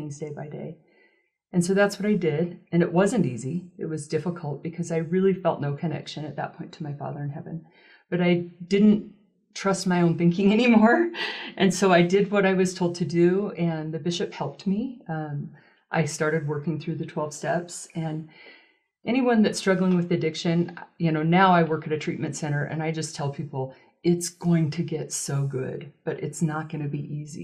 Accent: Utah, United States; I was raised in Utah, lived in a small town when I was younger

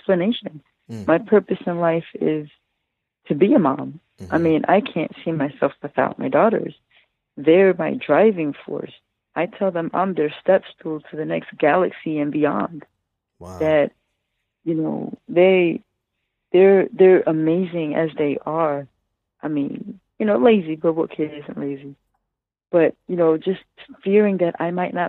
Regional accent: Trenton, New Jersey, United States; also born or lived in Coney Island, New York; I was born in Coney Island in New York, and I was raised in Trenton, New Jersey

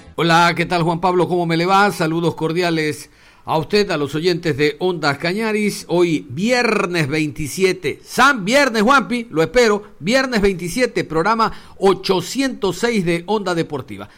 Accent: Ecuador; somos ecuatorianos.

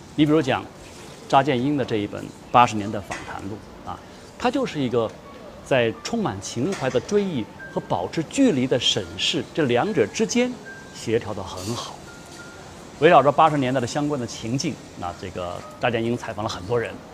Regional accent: China; 我们中国人

